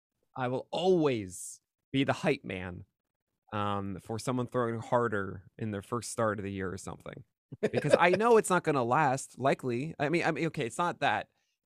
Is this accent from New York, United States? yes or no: yes; Brooklyn, New York, United States; It was like a block or two away from where I grew up in Park Slope.